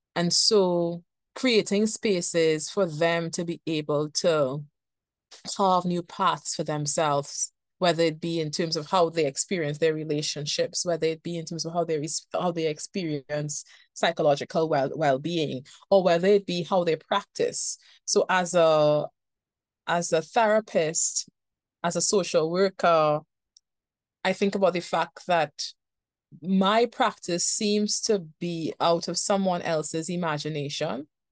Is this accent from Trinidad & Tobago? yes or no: yes; Trinidad & Tobago; I am from Trinidad and Tobago and I live in Trinidad and Tobago